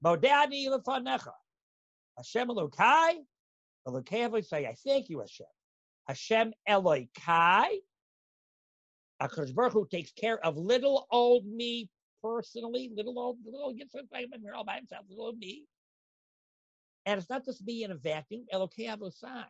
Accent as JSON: {"language": "English", "country": "Canada", "said": "I'm Canadian"}